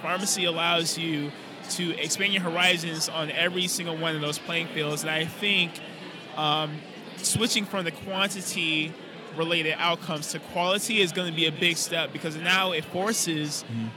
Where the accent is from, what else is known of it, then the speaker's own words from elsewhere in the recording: West Palm Beach, Florida, United States; moved away as an adult; now in Tampa, United States; I'm originally from West Palm Beach